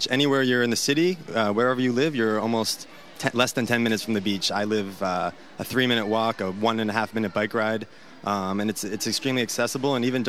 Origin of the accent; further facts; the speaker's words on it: the Jersey Shore, New Jersey, United States; moved away as an adult; now in Tel Aviv, Israel; I am originally from New Jersey, the Jersey Shore.